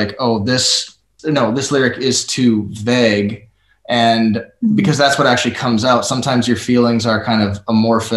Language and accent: English; Minnesota, United States; I'm from Minnesota